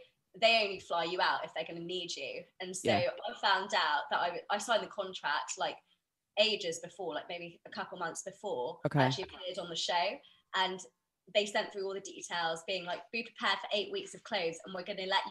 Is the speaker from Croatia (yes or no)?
no; United Kingdom; I'm Indian, where there's so many of us in the UK